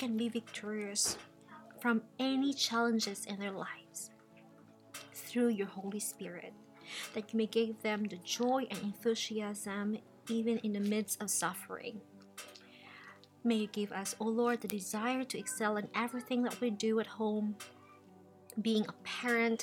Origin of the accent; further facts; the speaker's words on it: Cebu, Central Visayas, Philippines; moved away as an adult; Yes, I grew up there in the Philippines. I'm from Cebu